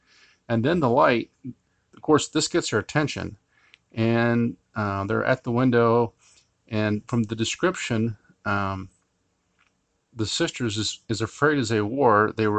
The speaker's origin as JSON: {"language": "English", "country": "Finland", "said": "Today's case, well actually two cases, I come from Finland."}